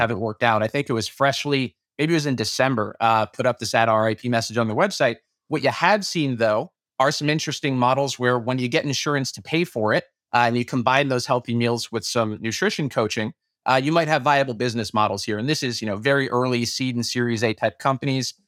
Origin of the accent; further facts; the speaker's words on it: New York City, New York, United States; moved away; also born or lived in Chicago / Melbourne / Boston; I was born and raised in Brooklyn